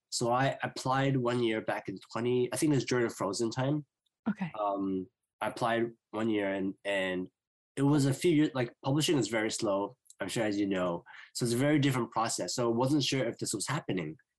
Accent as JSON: {"language": "English", "town": "Vancouver", "region": "British Columbia", "country": "Canada", "said": "I'm from Vancouver, BC, in Canada"}